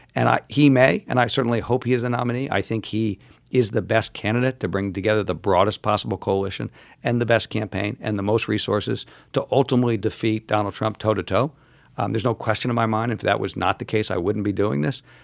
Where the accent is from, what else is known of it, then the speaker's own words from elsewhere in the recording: New York, United States; my home state of New York here